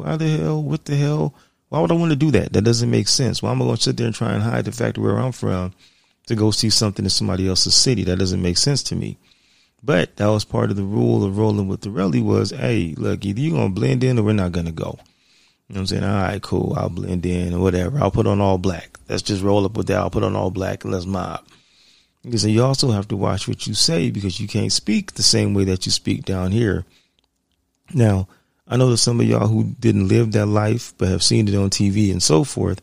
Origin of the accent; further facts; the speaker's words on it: San Diego, California, United States; I'm from San Diego. San Diego and L.A., man, when I was a youngster, my teens and 20s